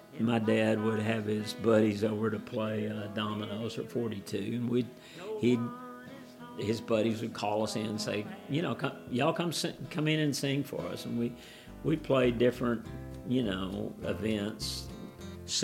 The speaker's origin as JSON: {"language": "English", "town": "San Angelo", "region": "Texas", "country": "United States", "tie": "born or raised there", "said": "I grew up in San Angelo, Texas. It's about 200 miles north and a little bit west of here. It's right at the edge of the Chihuahuan Desert."}